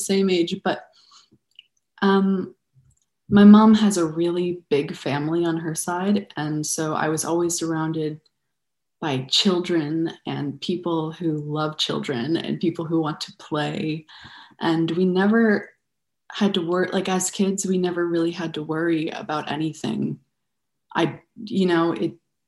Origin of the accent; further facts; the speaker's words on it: Buffalo, New York, United States; also born or lived in Denver, Colorado; I was born in Denver, Colorado, and I grew up in Buffalo, New York.